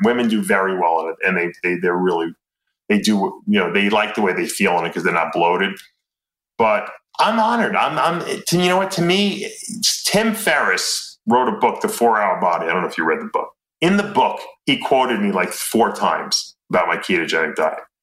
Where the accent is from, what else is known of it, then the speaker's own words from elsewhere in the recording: East Meadow, New York, United States; also born or lived in Lancaster, Pennsylvania; East Meadow, which is where I grew up in East Meadow